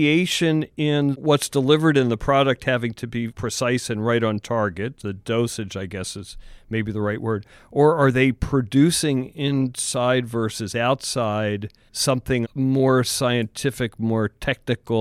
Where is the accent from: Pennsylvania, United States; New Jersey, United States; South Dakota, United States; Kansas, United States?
Pennsylvania, United States; now in California, United States; I'm actually from Pennsylvania, but in California